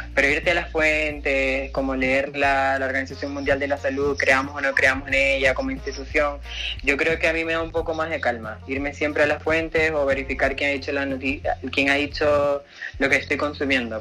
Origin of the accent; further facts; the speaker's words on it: Venezuela; moved away; yo como venezolana